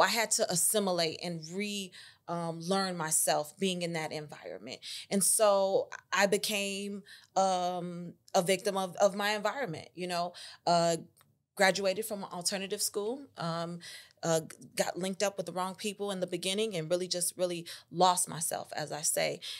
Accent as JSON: {"language": "English", "town": "Chicago", "region": "Illinois", "country": "United States", "tie": "born or raised there", "also_born_or_lived": "Tuscaloosa, Alabama", "moved": "as an adult", "said": "originally I was born on the north side of Chicago, raised on the north side of Chicago, um, Lakeview, Uptown area."}